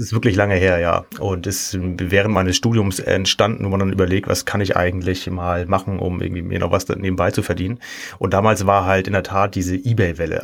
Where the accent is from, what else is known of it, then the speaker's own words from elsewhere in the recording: Kiel, Schleswig-Holstein, Germany; now in Cologne, Germany; ich komme ursprünglich aus Kiel, ähm, wohne aber jetzt schon seit siebzehn Jahren in Köln